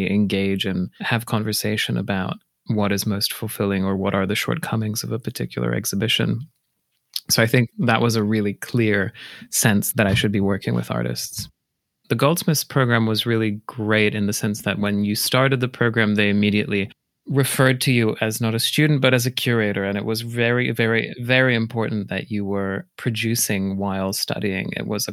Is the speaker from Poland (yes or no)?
yes; Poland; also born or lived in Australia / United Kingdom; now in Minneapolis, United States; I grew up in Poland